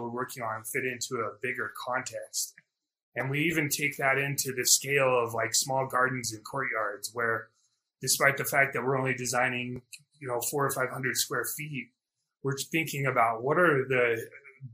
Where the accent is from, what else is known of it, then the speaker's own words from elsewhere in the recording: Durango, Colorado, United States; I grew up in Durango, Colorado